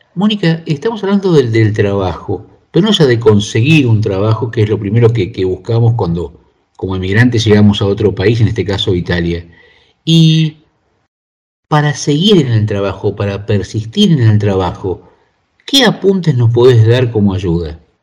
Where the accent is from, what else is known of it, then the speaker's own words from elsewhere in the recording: Argentina; moved away; yo vengo de Argentina